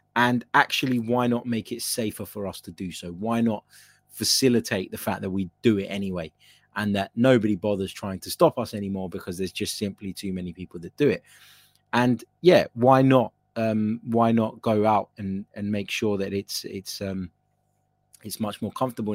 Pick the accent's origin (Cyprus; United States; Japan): Cyprus; I'm from Cyprus